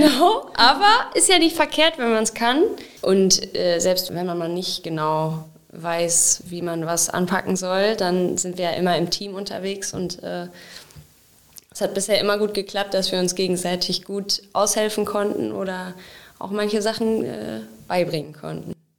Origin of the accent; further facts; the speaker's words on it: Wenden, North Rhine-Westphalia, Germany; now in Olpe, Germany; ich komme gebürtig aus Wenden und wohne jetzt aber schon lange in Olpe